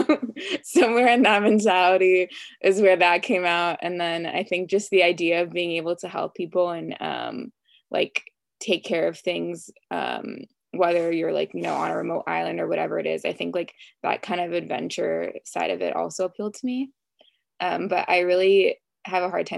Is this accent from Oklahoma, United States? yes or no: no; Los Angeles, California, United States; also born or lived in West Hollywood, Beverly Hills area; I'm from LA, not too far from USC in Brentwood